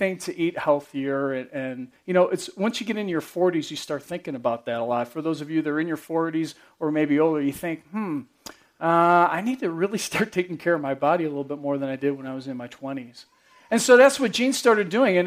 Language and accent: English; New York, United States; I'm from New York